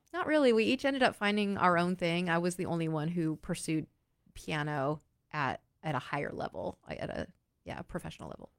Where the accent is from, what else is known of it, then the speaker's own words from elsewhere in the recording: Oregon, United States; moved away as an adult; also born or lived in New York State / Philadelphia; I was from a small, a small state, as far as numbers, I was from Oregon